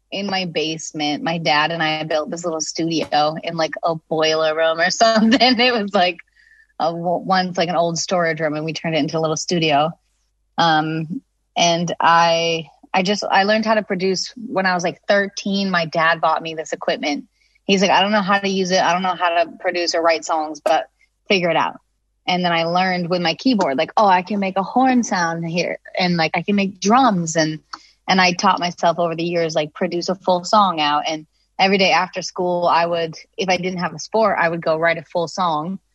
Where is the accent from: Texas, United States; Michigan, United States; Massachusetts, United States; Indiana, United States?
Massachusetts, United States; Nantucket; It was cool. It was definitely like different than a lot of my friends